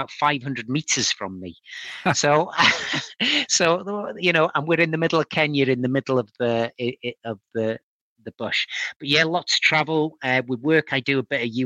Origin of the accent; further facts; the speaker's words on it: Wales, United Kingdom; We sing our national anthem